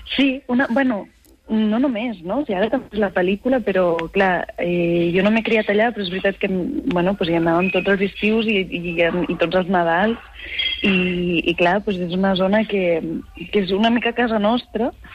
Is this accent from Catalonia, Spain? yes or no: yes; Garrotxa, Catalonia, Spain; also born or lived in Barcelona / Badalona; jo vaig néixer a Barcelona, però, soc, però, però vaig viure els sis primers anys de la meva vida a Badalona. I la meva família és de Badalona. I després em vaig mudar a la Garrotxa